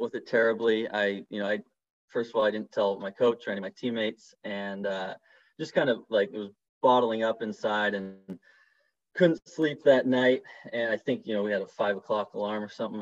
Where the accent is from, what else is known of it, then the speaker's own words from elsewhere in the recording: Seattle, Washington, United States; moved away; I'm from Seattle, Washington originally